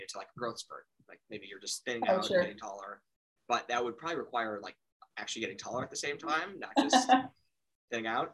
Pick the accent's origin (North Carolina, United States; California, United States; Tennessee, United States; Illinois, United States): Illinois, United States; Chicago; I grew up in Chicago, still live there